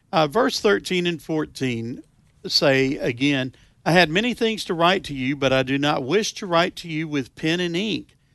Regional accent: the South, United States; I am from the South.

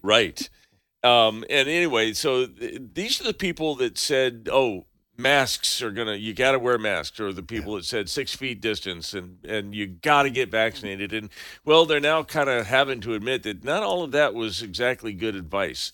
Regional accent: Santa Cruz, California, United States; my hometown of Santa Cruz, California.

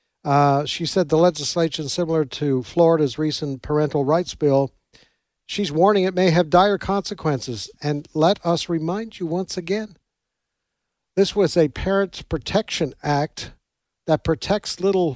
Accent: Canada; now in United States; I come from Canada originally

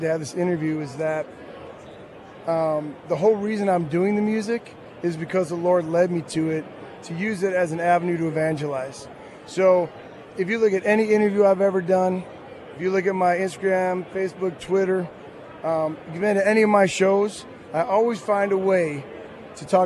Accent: Green Bay, Wisconsin, United States; moved away as an adult; also born or lived in Nashville, Tennessee; I was raised in Green Bay, Wisconsin

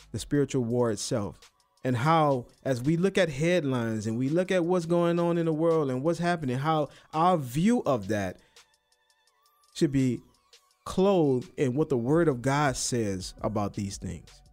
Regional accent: New Orleans, Louisiana, United States; moved away; I'm from New Orleans

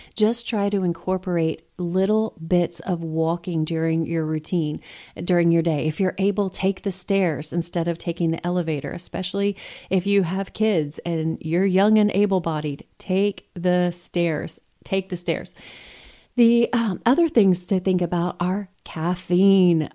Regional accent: Texas, United States; I'm from Texas

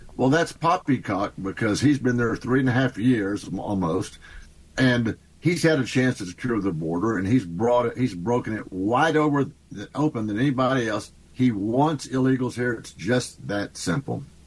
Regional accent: Texas, United States; I'm a Texan. You know, you know how conservative we are

